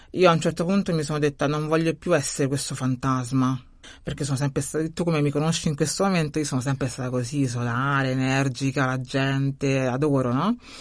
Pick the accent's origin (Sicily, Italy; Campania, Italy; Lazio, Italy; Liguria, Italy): Lazio, Italy; Rome; now in Bari, Italy; Sono nata a Roma, quindi nata a Roma, cresciuta a Roma e poi sono migrata